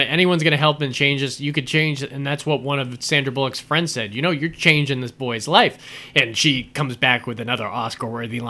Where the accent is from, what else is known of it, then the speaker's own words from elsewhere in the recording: Florida, United States; I remember when this came out because we're from Florida, so we knew about Arlene Wuornos when it came out.